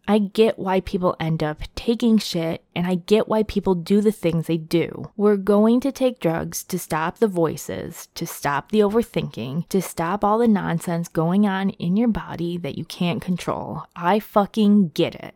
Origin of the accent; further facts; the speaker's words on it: Rochester, New York, United States; my hometown of Rochester, New York